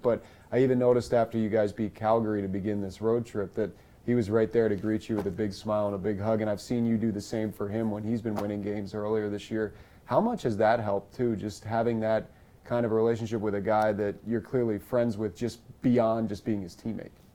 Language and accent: English; United States; Sam and I grew up in the United States